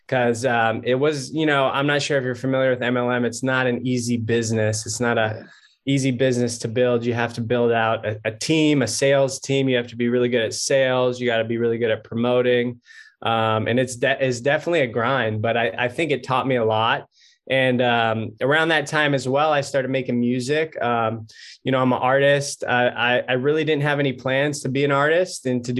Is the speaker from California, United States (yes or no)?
yes; Southern California, United States; also born or lived in San Diego, California; I grew up in California, Southern California kid